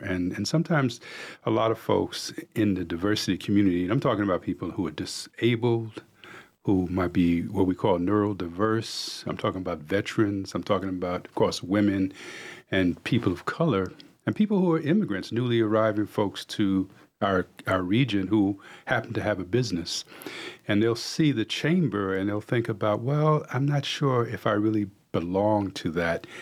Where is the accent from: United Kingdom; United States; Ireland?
United States; New York City, New York; now in Cornelius, United States; I grew up in New York City